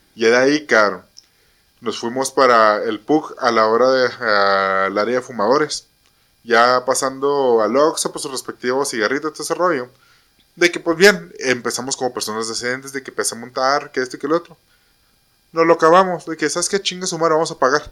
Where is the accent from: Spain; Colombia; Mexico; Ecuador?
Mexico; como buenos mexicanos